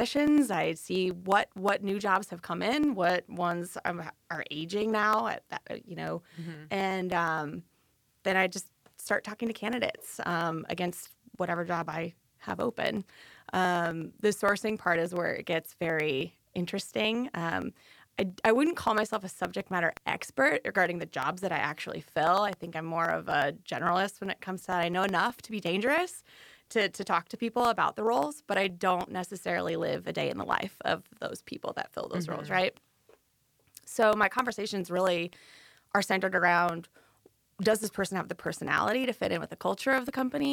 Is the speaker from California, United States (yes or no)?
no; Okoboji, Iowa, United States; accent: Northerner; moved away as an adult; now in Wilmington, United States; I grew up in Iowa. I moved to Wilmington about 7 years ago